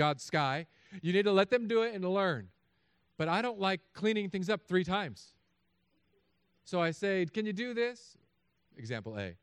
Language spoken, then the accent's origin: English; California, United States; But I'm from California.